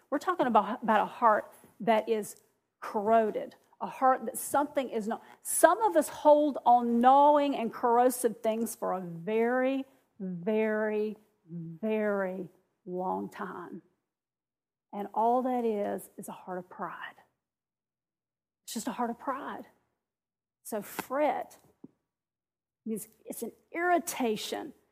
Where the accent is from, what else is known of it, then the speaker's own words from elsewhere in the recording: the South, United States; Well, when I got to here, which I'm from the South, you can't tell, can you? I'm from the South, but when I moved to this South South